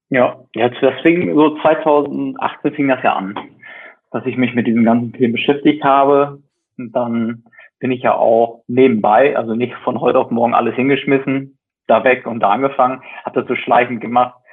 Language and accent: German; West Germany, Germany; Also ich komme jetzt aus dem Westen